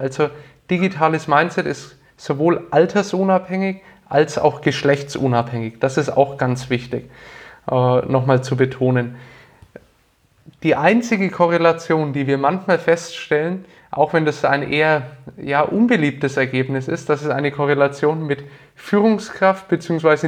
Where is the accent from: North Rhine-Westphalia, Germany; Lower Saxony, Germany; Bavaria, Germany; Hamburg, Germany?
Bavaria, Germany; Nuremberg; also born or lived in Bamberg; Ich komme aus Nürnberg, äh, aus dem schönen Frankenland und bin hier geboren und aufgewachsen